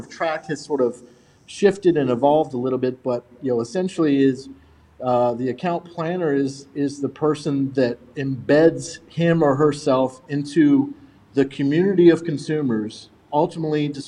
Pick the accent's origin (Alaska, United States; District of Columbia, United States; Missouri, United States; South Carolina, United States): South Carolina, United States; moved away as an adult; also born or lived in Houston, Texas; now in Virginia, United States; I moved South Carolina when I was 10 from Houston, Texas